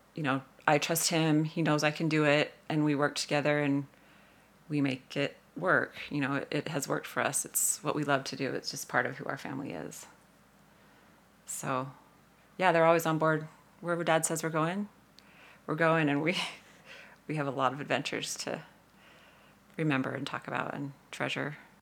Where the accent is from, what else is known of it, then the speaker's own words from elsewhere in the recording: St. George, Utah, United States; I'm from Saint George, Utah, and, uh, came from a family who was always super active at getting outside